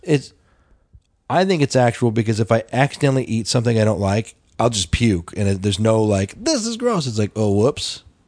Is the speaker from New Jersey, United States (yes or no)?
no; Denver, Colorado, United States; growing up in Denver